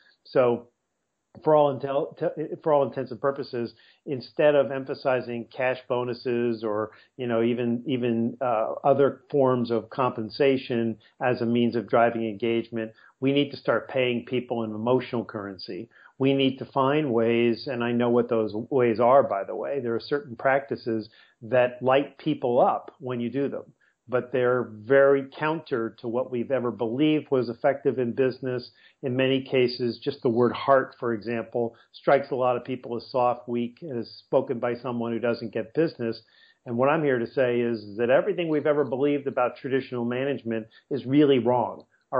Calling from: La Jolla, California, United States; I'm calling from La Jolla, California, which is about a 12-minute drive from downtown San Diego.

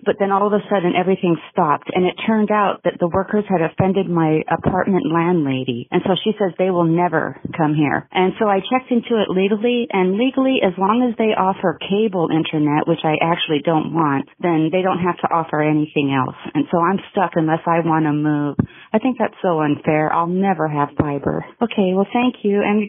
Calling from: Oregon, United States; I'm calling from Oregon.

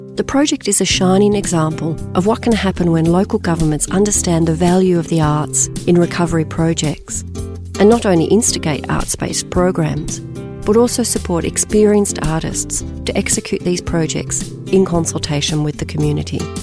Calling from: Brisbane, Queensland, Australia; I'm calling in from Mianjin, Brisbane

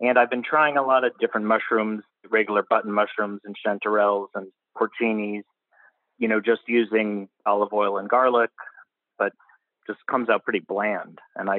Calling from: Geneva, Switzerland; I'm in Geneva, Switzerland.

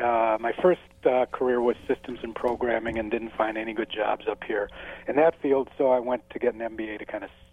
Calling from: Saratoga Springs, New York, United States; Upstate New York, Saratoga Springs, where I'm hoping we get just rain and not snow today.

